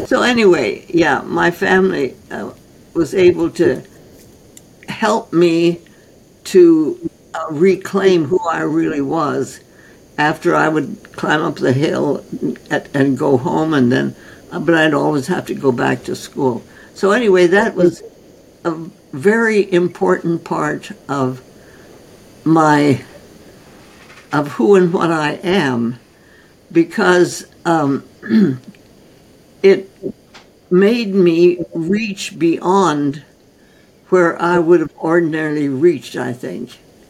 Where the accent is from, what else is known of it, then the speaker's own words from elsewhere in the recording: North India, India; I was born and raised in North India. My parents were osteopathic physicians trained by A.T. Stild, who started the concept of osteopathy in 1912 and 1913. And they then went out to India as medical missionaries with the Presbyterian Church. And I was born there.